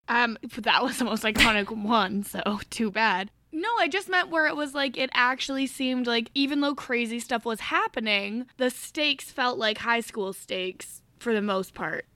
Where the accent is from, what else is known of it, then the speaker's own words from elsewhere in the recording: Canada; I'm Canadian.